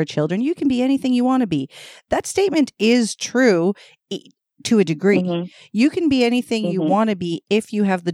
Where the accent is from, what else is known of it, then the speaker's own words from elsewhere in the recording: Toronto, Ontario, Canada; We're from Toronto